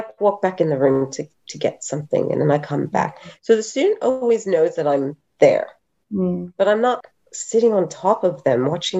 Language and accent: English; Mount Helena, Western Australia, Australia; I'm originally, well, obviously by my accent, not originally, but I grew up in Perth, up in Mount Helena.